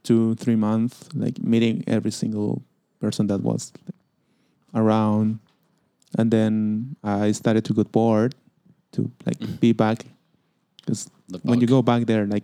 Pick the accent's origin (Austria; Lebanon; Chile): Chile; And because I was from Chile